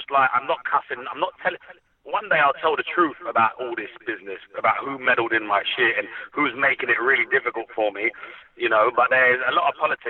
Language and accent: English; Hounslow, London, United Kingdom; I grew up in Hounslow.